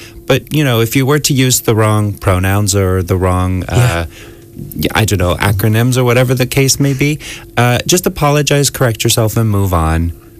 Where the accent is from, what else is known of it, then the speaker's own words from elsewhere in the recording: Florida, United States; moved away as an adult; also born or lived in San Francisco; now in Ireland; I'm from the United States. Right, what part? Yeah, Florida, mostly.